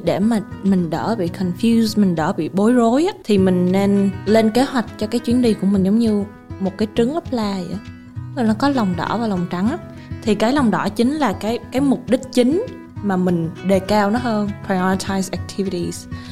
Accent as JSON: {"language": "Vietnamese", "country": "Vietnam", "said": "mình là người Việt Nam"}